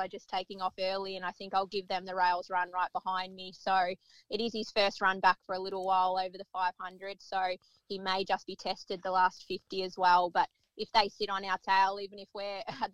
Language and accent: English; New South Wales, Australia; I grew up in New South Wales